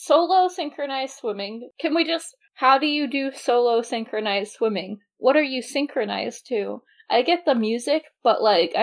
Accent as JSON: {"language": "English", "region": "England", "country": "United Kingdom", "tie": "born or raised there", "said": "where I grew up in England, the house is on a corner"}